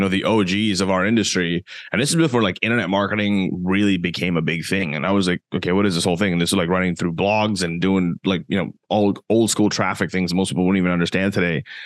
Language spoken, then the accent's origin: English; Canada; I'm from Canada as well